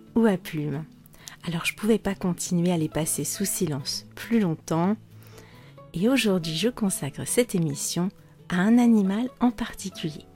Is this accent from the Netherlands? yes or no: yes; Netherlands; French is a second language; je viens des Pays-Bas